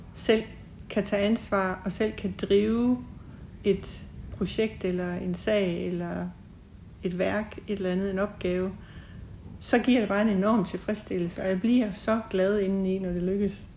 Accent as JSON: {"language": "Danish", "town": "Vamdrup", "region": "Southern Denmark", "country": "Denmark", "tie": "born or raised there", "also_born_or_lived": "Kolding / United States / Copenhagen / Tinglev", "moved": "as an adult", "lives_now": "Haderslev, Denmark", "said": "jeg er født og opvokset i Vamdrup"}